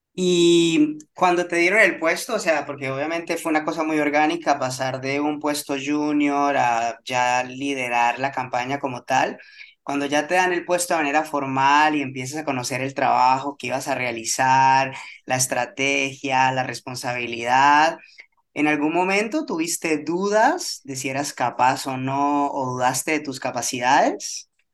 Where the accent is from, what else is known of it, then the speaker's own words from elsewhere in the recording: Colombia; para los que somos de Colombia